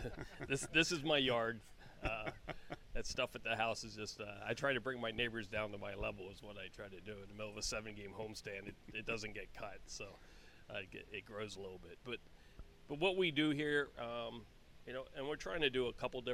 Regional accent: York, Pennsylvania, United States; also born or lived in Fairfax, Virginia; now in Reading, United States; I am from York, PA.

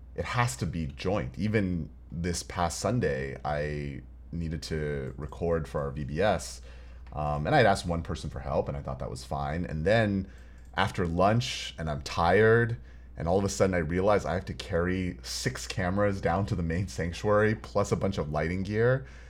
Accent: Houston, Texas, United States; now in Los Angeles, United States; growing up in Houston

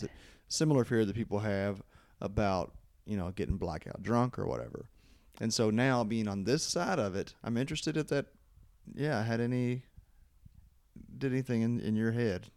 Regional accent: Louisville, Kentucky, United States; I was from Louisville

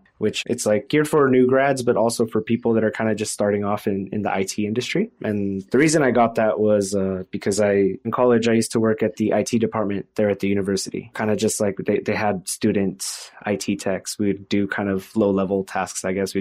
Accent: Fresno, California, United States; I grew up in the Central Valley here in Fresno, California

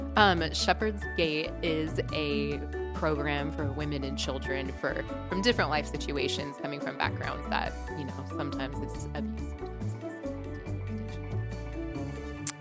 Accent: Seattle, Washington, United States; moved away as an adult; also born or lived in Uganda; being from Seattle originally

